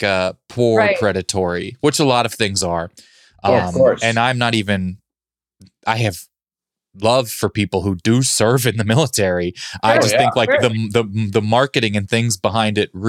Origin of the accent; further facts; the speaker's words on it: Kansas City, United States; I grew up in Kansas City